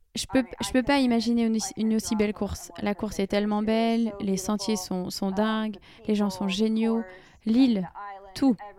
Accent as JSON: {"language": "French", "country": "United States", "accent": "American", "second_language": "French", "said": "on était facile à identifier avec notre accent américain"}